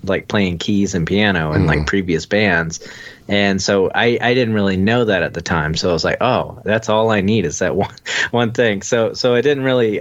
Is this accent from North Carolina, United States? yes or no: yes; Wilmington, North Carolina, United States; now in Charlotte, United States; I'm originally from Wilmington, North Carolina, and I've lived in North Carolina my whole life, moved to Charlotte in 2006